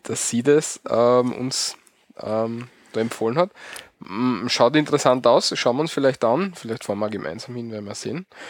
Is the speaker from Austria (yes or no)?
yes; Austria; bei uns in Österreich